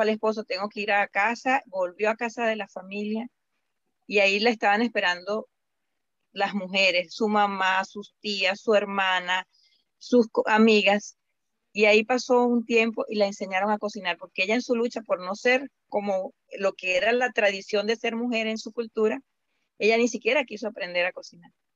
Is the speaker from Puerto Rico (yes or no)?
no; Venezuela; now in Indianapolis, United States; yo soy venezolana